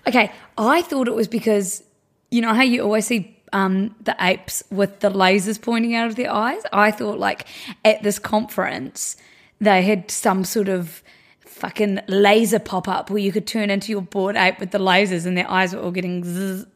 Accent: New Zealand; We're from New Zealand

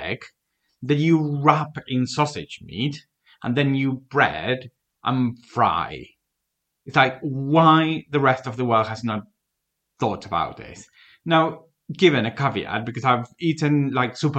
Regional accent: Argentina; moved away as an adult; now in United Kingdom

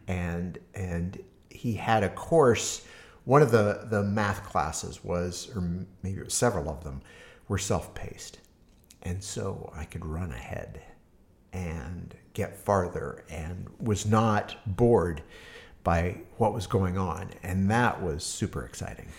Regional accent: Harvard, Nebraska, United States; also born or lived in Hastings, Nebraska; now in Berkeley, United States; Uh, grew up in a small town called Harvard, Nebraska.

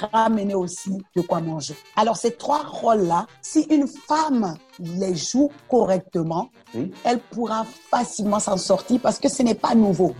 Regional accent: Abobo, Abidjan, Côte d’Ivoire; French is a second language; J'ai grandi euh, en Côte d'Ivoire, où je suis née, à Aboville précisément.

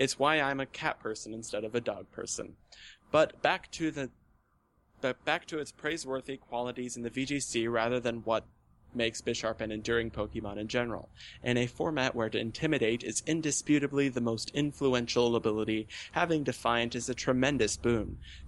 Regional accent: Texas, United States; this new evolution in my life has me back in my home state of Texas

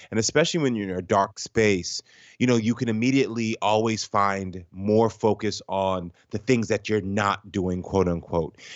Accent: Jamaica; now in United States; we're both Jamaican

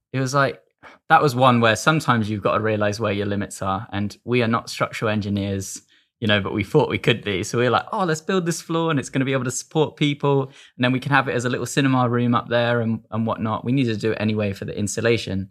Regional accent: Devon, South West England, United Kingdom; I'm from Devon

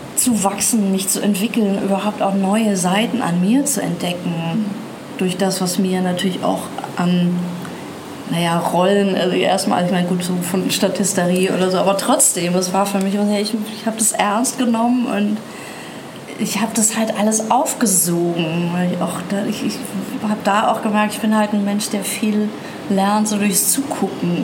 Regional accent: Nuremberg, Bavaria, Germany; ich bin in Nürnberg aufgewachsen

